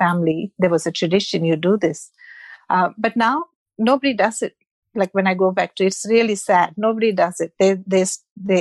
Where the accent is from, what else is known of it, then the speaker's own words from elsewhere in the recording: Mumbai, Maharashtra, India; moved away; I'm from Mumbai or Bombay, as it was called when I left India